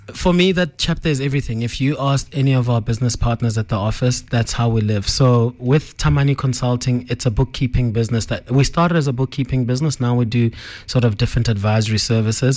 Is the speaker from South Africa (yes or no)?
yes; Johannesburg, Gauteng, South Africa; we grew up in Joburg, um, often going to Limpopo 'cause a lot of our family is there.